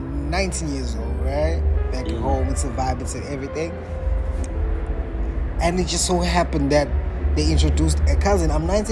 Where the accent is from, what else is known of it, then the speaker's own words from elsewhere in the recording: South Africa; As South Africans